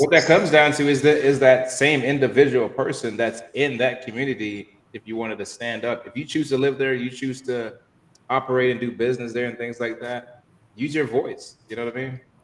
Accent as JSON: {"language": "English", "town": "Miami", "region": "Florida", "country": "United States", "tie": "born or raised there", "said": "I grew up here in Miami"}